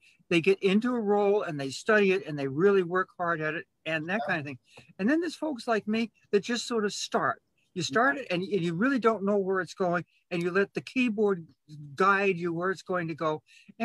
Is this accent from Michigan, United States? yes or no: no; Boston, Massachusetts, United States; now in Chicago, United States; I'm originally from Boston in Massachusetts